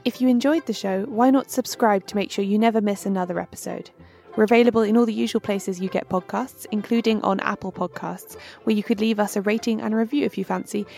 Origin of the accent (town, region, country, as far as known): United Kingdom